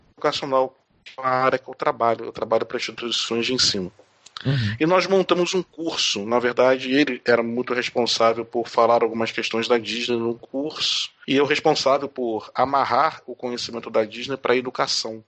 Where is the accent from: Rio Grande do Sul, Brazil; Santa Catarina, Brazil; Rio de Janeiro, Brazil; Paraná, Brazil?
Rio de Janeiro, Brazil; moved away as an adult; now in São Paulo, Brazil; eu morava no Rio de Janeiro, eu sou carioca, mas eu moro hoje em São Paulo